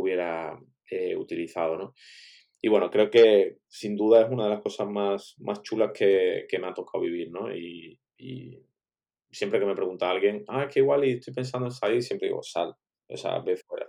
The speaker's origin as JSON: {"language": "Spanish", "town": "Málaga", "region": "Andalusia", "country": "Spain", "tie": "born or raised there", "also_born_or_lived": "China", "moved": "as an adult", "said": "estando ahora en Málaga, que bueno, pues como comentabas, para que no lo sepa, resulta que, es mi ciudad natal además"}